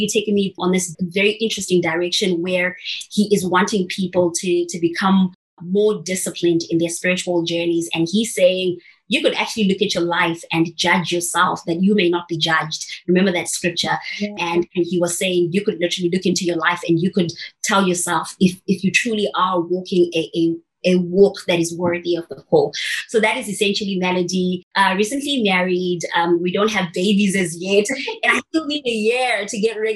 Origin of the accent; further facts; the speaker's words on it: Zimbabwe; I'm originally from Zimbabwe, in a small town called Muliriro.